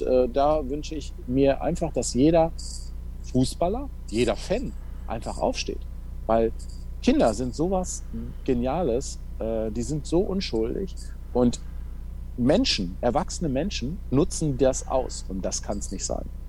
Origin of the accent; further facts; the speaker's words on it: Waltrop, North Rhine-Westphalia, Germany; ich komme aus Waldrop, äh, VfL Waltrop